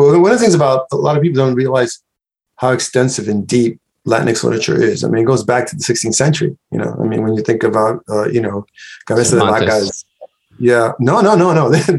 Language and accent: English; New York City, New York, United States; also born or lived in Cayey, Puerto Rico; now in Upstate New York, United States; I came to the U.S., you know, when I was 6 years old. My mother took me here. I grew up in the South Bronx during the 60s and 70s. All my formal education was in the United States.